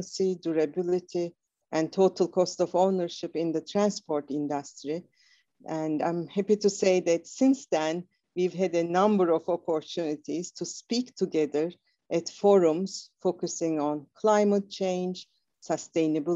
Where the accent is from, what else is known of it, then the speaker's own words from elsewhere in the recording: Istanbul, Turkey; moved away as an adult; now in United States; I'm originally from Istanbul, Turkey. So, growing up in Istanbul